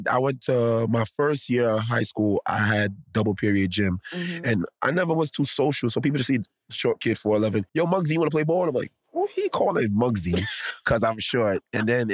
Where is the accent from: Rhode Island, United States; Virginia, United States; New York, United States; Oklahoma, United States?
New York, United States; New York City; I grew up in the Bronx my whole life. I love the Bronx.